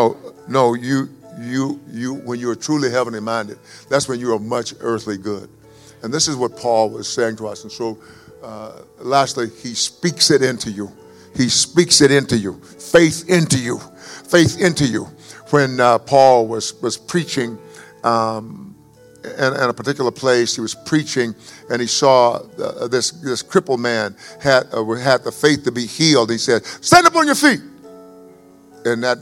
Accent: East Texas, United States; I'm an East Texan, and I'm supposed to talk slow. And that's how I grew up, talking slowly. Yes. And so because I am from East Texas

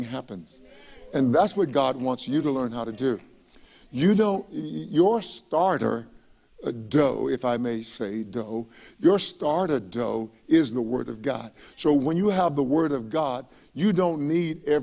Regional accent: East Texas, United States; When I was a young boy growing up in East Texas

